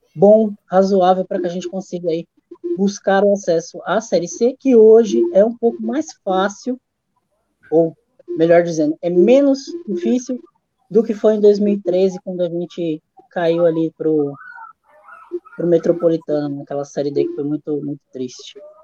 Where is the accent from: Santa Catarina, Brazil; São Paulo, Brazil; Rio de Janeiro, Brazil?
São Paulo, Brazil; Santo André; sou de Santo André, também moro perto do estádio. Desde quando eu tinha dois